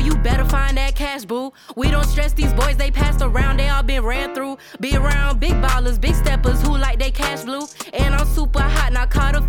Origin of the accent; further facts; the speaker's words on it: Florida, United States; I'm really from Florida, though.